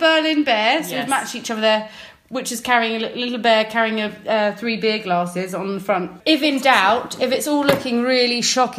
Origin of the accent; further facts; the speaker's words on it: Surrey, South East England, United Kingdom; moved away; usually when I'm visiting my hometown in Surrey.